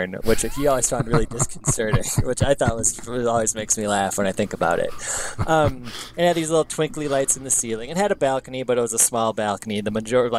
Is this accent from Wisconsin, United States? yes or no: yes; Madison, Wisconsin, United States; moved away; I'm from Madison, so, or outside of Madison